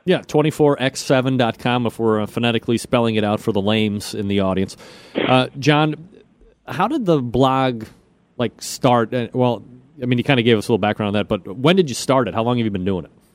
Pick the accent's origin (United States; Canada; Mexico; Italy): United States; Ohio; I'm from Ohio.